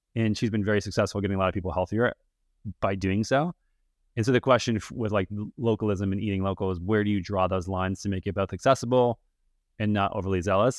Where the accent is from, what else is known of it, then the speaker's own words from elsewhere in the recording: Minnesota, United States; I grew up in Minnesota